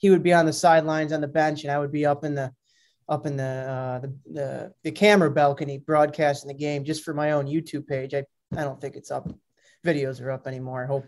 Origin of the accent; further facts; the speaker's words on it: Grafton, Wisconsin, United States; also born or lived in Milwaukee, Wisconsin / St. Bonaventure, New York; I'm from Grafton, went to Grafton High School, some Milwaukee area